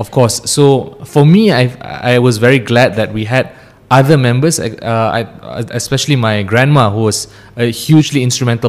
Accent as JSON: {"language": "English", "town": "Ampang", "region": "Selangor", "country": "Malaysia", "tie": "born or raised there", "also_born_or_lived": "Cheras", "said": "I grew up in Ampang. Then I moved to Cheras. So I've been in the Klang Valley for my entire life."}